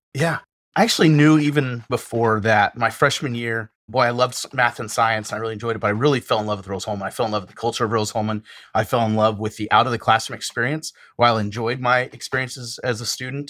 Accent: Western Montana, United States; moved away as an adult; now in Terre Haute, United States; I was born and raised in Western Montana

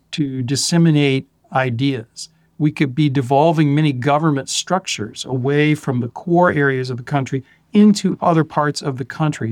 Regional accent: Florida, United States; I grew up in Florida

